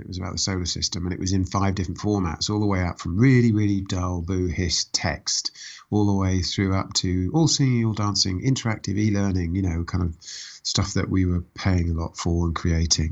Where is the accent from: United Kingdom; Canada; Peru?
United Kingdom; Reading, South East England; also born or lived in Woking; I was born in Woking. I grew up in Reading